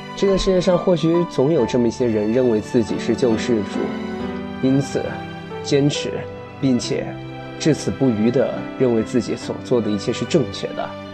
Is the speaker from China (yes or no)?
yes; China; 我们中国人